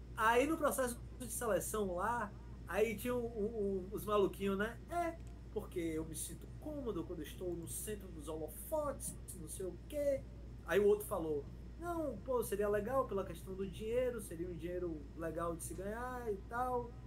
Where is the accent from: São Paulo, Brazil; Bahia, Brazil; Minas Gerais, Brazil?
Bahia, Brazil; Feira de Santana; moved away as an adult; also born or lived in Chile; eu cheguei em feira, minha terra, né? Feira, feira City